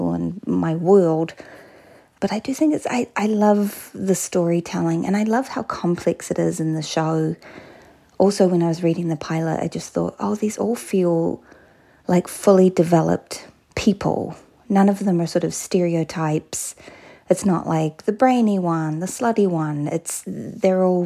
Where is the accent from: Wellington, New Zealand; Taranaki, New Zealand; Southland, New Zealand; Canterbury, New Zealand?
Taranaki, New Zealand; New Plymouth; I grew up in a town called New Plymouth in a province called Taranaki.